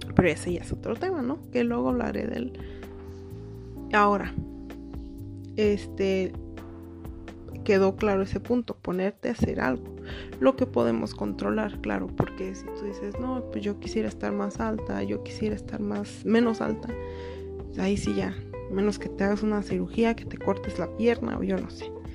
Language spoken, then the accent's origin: Spanish; Mexico; soy mexicana